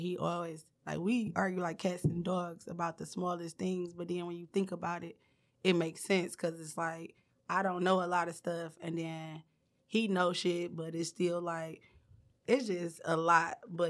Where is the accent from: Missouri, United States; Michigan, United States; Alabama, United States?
Michigan, United States; Detroit; I'm from Detroit. I'm from East Warren.